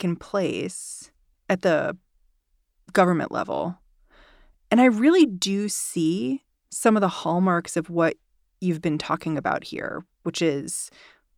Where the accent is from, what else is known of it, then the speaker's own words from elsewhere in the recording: New York City, New York, United States; as a New Yorker